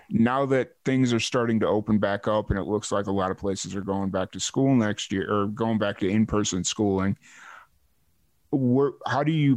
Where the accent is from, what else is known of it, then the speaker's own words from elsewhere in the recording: Chicago, Illinois, United States; now in Texas, United States; I grew up in Chicago, and I remember I lived on the south, or my family and I lived on